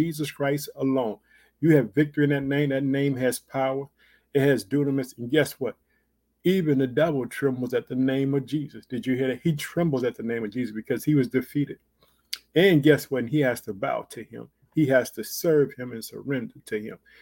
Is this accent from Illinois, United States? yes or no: yes; Illinois, United States; also born or lived in Chicago; Illinois, which is my home state. I reside in the city of Chicago